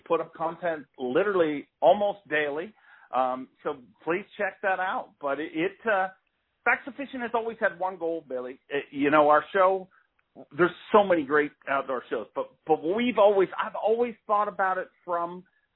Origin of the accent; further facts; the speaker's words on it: Canada; a Canadian dude